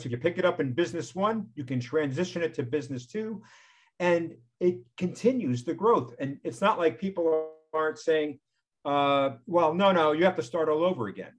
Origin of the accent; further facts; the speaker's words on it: New York, United States; I was born in New York